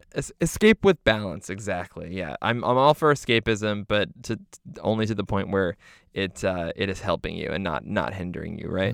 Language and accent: English; Canada; we're Canadian